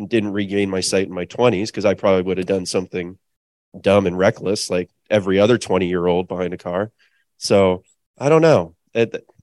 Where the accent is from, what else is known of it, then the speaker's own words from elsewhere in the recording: Annapolis, Maryland, United States; now in Horace, North Dakota, United States; I grew up in Annapolis, Maryland